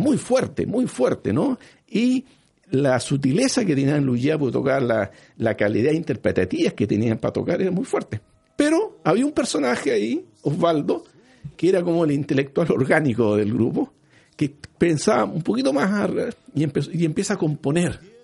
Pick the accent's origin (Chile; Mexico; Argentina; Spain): Chile; Norte Grande; tenemos nosotros los, nortinos un tipo físico diferente